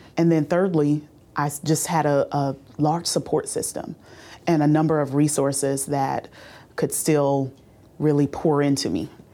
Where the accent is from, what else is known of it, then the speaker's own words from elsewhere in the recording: Bowman, South Carolina, United States; I grew up in Orangeburg County um, near a small town called Bowman, South Carolina.